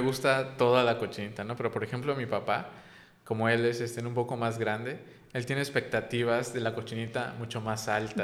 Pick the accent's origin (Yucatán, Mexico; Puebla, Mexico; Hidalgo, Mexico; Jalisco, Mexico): Yucatán, Mexico; siendo yo yucateco